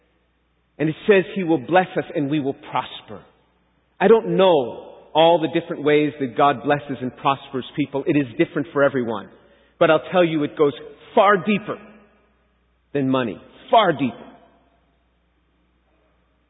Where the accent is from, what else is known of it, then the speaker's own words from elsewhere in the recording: New York City, New York, United States; I was born and raised a Jew in New York City